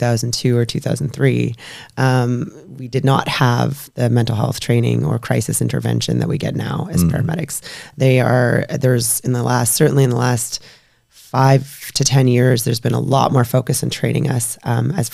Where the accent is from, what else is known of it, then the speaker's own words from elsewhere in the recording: British Columbia, Canada; also born or lived in Alberta; I, moved back to BC